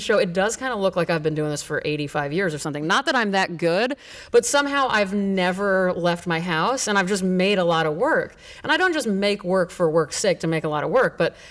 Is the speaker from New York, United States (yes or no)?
no; Grapevine, Texas, United States; also born or lived in Nebraska / Chicago; I grew up in Grapevine from sixth grade until I graduated high school